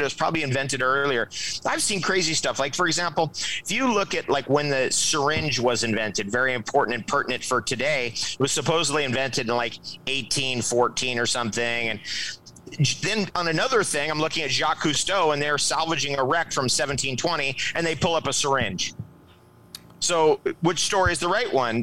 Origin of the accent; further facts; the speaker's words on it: Toms River, New Jersey, United States; I was born in Toms River, New Jersey